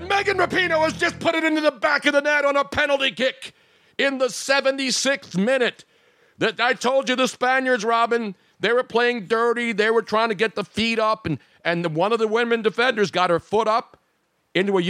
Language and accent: English; United States; I'm an American.